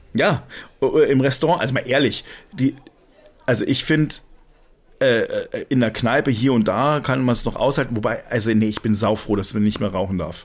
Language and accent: German; Germany; also born or lived in France; ich bin ja zwar halb Franzose, aber eigentlich bin ich ja im, im Herzen total, total deutsch